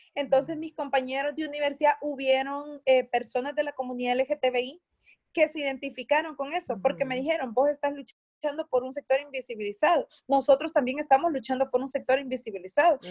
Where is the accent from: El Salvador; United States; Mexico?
El Salvador; Atiquizaya, Ahuachapán; acá en mi pueblo de Atiquizaya, donde soy.